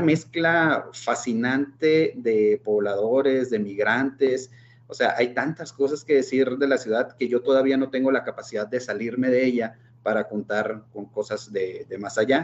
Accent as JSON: {"language": "Spanish", "country": "Mexico", "said": "nuestra formación como, como mexicanos católicos"}